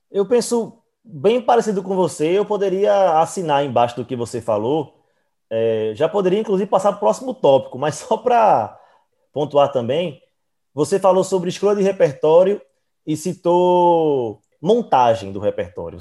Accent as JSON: {"language": "Portuguese", "town": "Recife", "region": "Pernambuco", "country": "Brazil", "said": "Nós somos do Recife."}